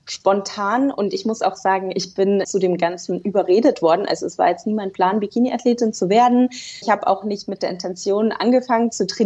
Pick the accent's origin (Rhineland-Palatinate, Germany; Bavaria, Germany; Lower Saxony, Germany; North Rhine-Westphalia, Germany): Bavaria, Germany; Rosenheim; Also ich komme aus dem wunderschönen Rosenheim in Oberbayern